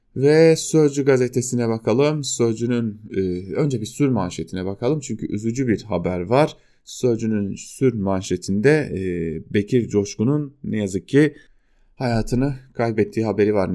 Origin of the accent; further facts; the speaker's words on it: Diyarbakır, Diyarbakır Province, Turkey; moved away; Ben de Diyarbakırlıyım